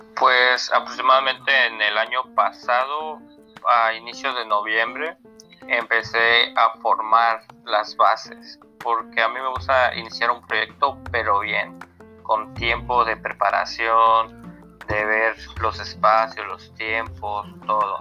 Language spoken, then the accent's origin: Spanish; Yucatán, Mexico; also born or lived in Mexico City; yo soy de Media Yucatán. Vengo naciendo aquí, bueno, me, crié más que nada en la Ciudad de México, pero aquí, por así decirlo, me crié.